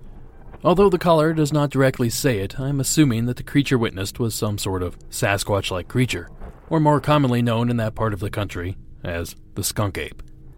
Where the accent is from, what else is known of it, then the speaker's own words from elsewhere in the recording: Ohio, United States; my home state of Ohio.